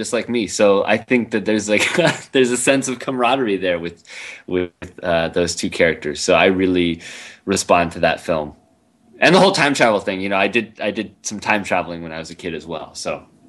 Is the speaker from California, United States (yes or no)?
yes; Foster City, California, United States; also born or lived in Wisconsin; I was born in the Midwest. I was actually born in Wisconsin, like Orson Welles. And but I moved to California when I was 5 years old.